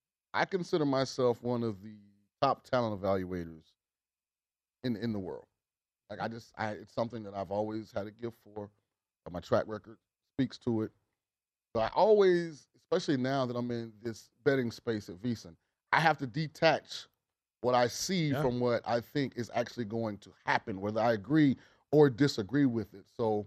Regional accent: the South, United States; I'm from the South

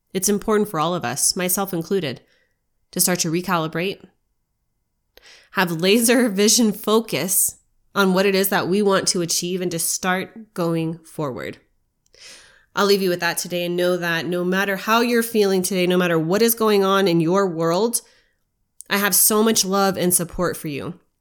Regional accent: United States; as an American

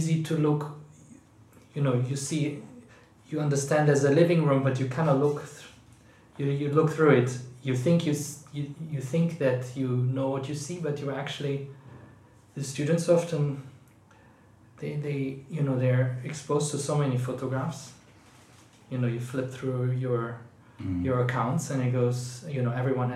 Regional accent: Aachen, North Rhine-Westphalia, Germany; born or raised there; moved away as an adult; now in London, United Kingdom

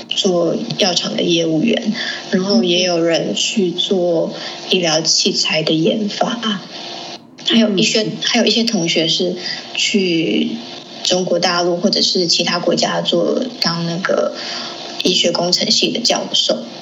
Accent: Taiwan; also born or lived in Liberia; 因为我是国小，都是在台湾念的，就唯独国小五年级是在赖比瑞亚念的

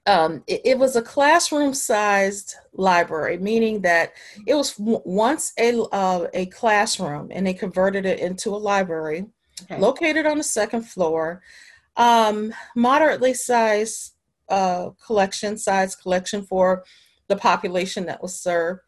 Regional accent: Chicago, Illinois, United States; now in Washington, D.C., United States; I'm originally from Chicago, Illinois

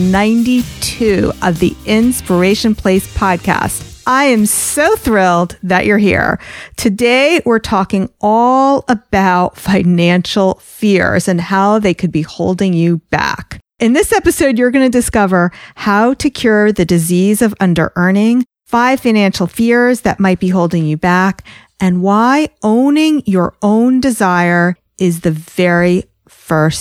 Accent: New Jersey, United States; I'm from New Jersey

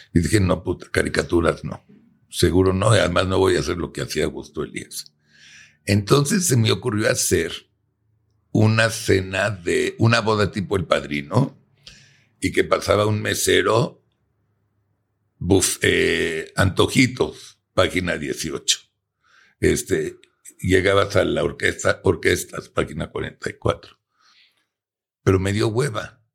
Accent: Mexico; nosotros como buenos mexicanos

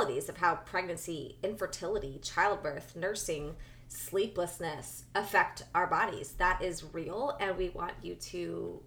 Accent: New Jersey, United States; I'm from Jersey

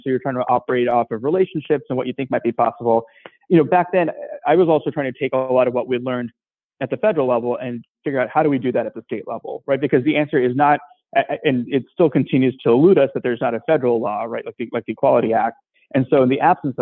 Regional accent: Seattle suburbs, Washington, United States; also born or lived in India / Atlanta; growing up in the Seattle suburbs

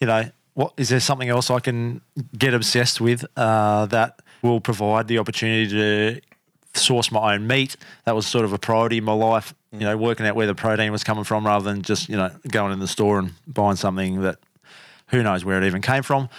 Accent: Canberra, Australian Capital Territory, Australia; moved away; also born or lived in Brisbane; I grew up in Canberra. Humble beginnings in cold little Canberra

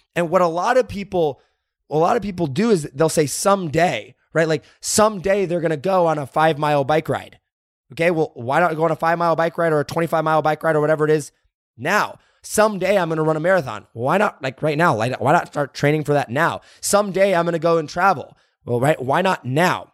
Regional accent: Indiana, United States; moved away; I grew up in Indiana

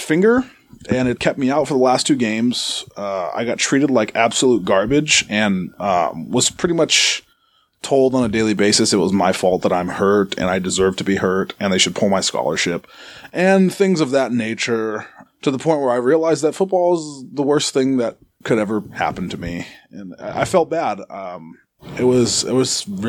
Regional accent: Arizona, United States; moved away; also born or lived in Massachusetts; I'm from Arizona originally

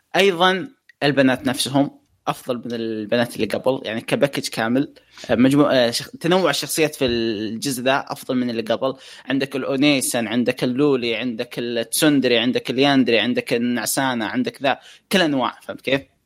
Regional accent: Saudi Arabia; عندنا في السعوديه

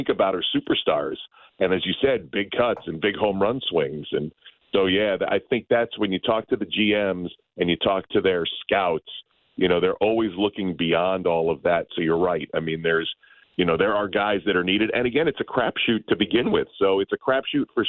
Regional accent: Albany, New York, United States; I'm from Albany, New York

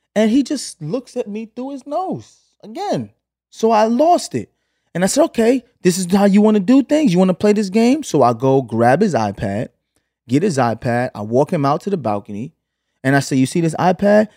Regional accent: New York City, New York, United States; moved away as an adult; also born or lived in Los Angeles, United States; now in Atlanta, United States; we moved from Canarsie, from from Flatbush to Canarsie when I was 8

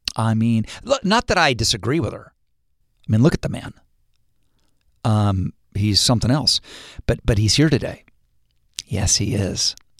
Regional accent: Ohio, United States; moved away; when I was a kid growing up in Ohio

